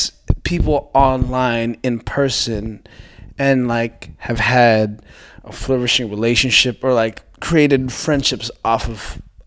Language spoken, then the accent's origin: English; Toronto, Ontario, Canada; I'm from Scarborough.